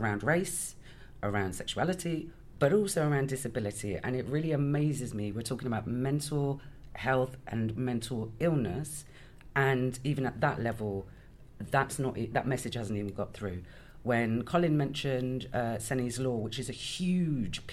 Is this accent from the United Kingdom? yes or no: yes; Birmingham, West Midlands, United Kingdom; now in Bristol, United Kingdom; I'm originally from Birmingham, but I live in Bristol.